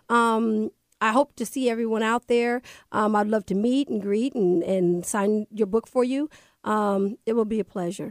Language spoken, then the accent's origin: English; Everett, Washington, United States; moved away as an adult; also born or lived in Kirkland, Washington / Seattle, Washington; now in Las Vegas, United States; I grew up in Everett, Washington, right off Mukilteo Boulevard. From there, I moved to Kirkland, where I graduated from Juanita High School